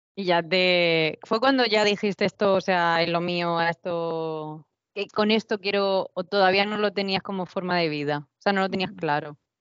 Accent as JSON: {"language": "Spanish", "country": "Spain", "also_born_or_lived": "Canada", "moved": "yes", "said": "voy a hacer primero un viaje por España en bicicleta, pues porque es mi cultura"}